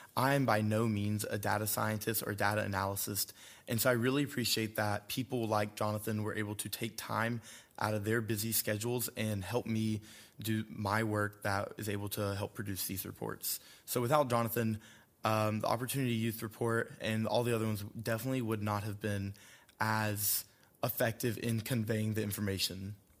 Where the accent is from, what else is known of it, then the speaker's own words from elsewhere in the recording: Randolph County, North Carolina, United States; I'm from Randolph County, North Carolina, um, a very rural community that I come from